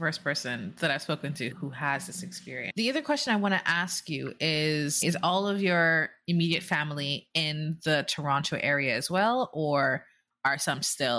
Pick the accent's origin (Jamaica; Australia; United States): Jamaica; I'm from the Caribbean. I'm from Jamaica. A lot of Indians in the Caribbean, a lot of Chinese people in the Caribbean.